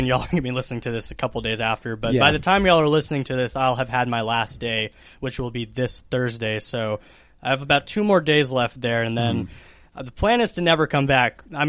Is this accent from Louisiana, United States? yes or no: no; Watauga, Texas, United States; I'll be moving from my hometown in Watauga to Dallas for educational purposes.